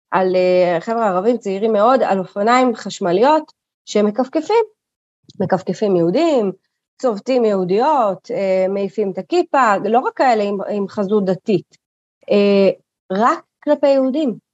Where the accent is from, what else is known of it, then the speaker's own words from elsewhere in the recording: Kiryat Arba, West Bank, Palestine; אני גדלתי בקריית ארבע, בסדר? חטפתי אה, אה, מדי פעם, מה שנקרא, גם אבנים, גם בקת"בים.